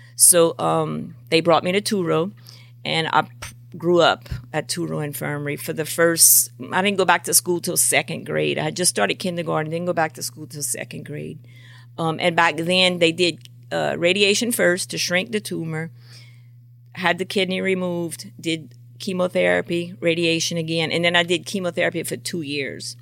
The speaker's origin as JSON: {"language": "English", "town": "Golden Meadow", "region": "Louisiana", "country": "United States", "tie": "born or raised there", "also_born_or_lived": "Galliano, Louisiana / Cut Off, Louisiana", "moved": "as an adult", "lives_now": "Plaquemine, United States", "said": "We lived in the best place of Golden Meadow, right behind Randolph's restaurant, near Dufresne's Bakery, and plays on snowball, the best place to grow up"}